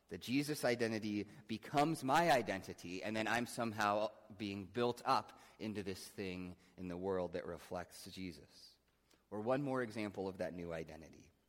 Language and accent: English; Midwest, United States; I'm a Christian. I, I grew up in the Midwest and go to church sometimes and, you know, went to Sunday school some